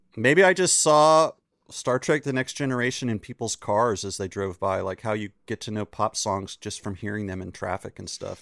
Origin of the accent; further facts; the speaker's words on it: Chapel Hill, North Carolina, United States; I grew up in Chapel Hill, North Carolina.